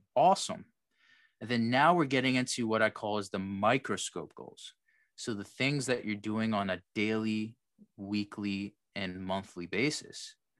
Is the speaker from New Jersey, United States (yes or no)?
yes; New Jersey, United States; I'm from Jersey